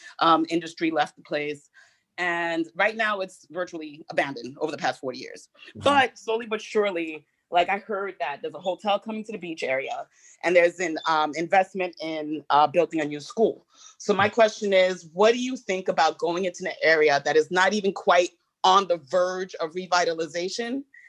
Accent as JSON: {"language": "English", "region": "New York", "country": "United States", "said": "and I'm from New York, I don't know anything about Gary"}